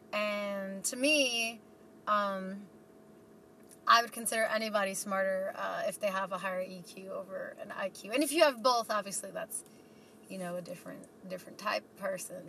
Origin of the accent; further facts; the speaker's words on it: New York City, New York, United States; moved away as an adult; now in Boise, United States; I was born and raised in New York City